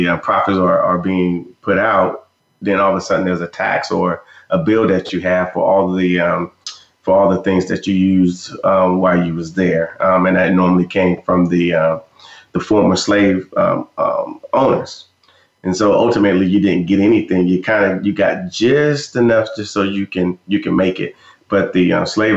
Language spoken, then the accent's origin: English; Fort Bragg, North Carolina, United States; moved away as an adult; also born or lived in Germany; I was in the U.S. Army at Fort Bragg, North Carolina, and I'm from Fort Bragg.